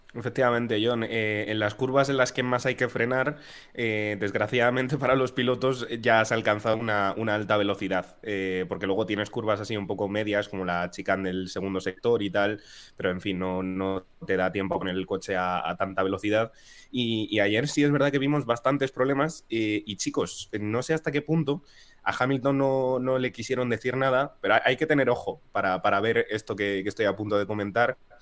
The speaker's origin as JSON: {"language": "Spanish", "country": "Spain", "said": "como españoles que somos"}